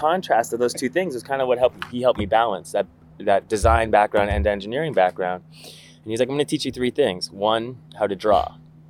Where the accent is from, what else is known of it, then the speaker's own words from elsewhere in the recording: Canada; moved away as an adult; also born or lived in England; I moved to England for where I decided I was going to, because I'm Canadian, could get an easy visa.